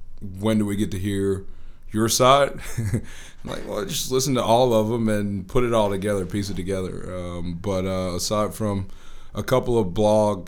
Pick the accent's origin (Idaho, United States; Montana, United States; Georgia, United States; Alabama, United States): Alabama, United States; Birmingham; I'm from Birmingham. Went to Homewood High School, Homewood School System product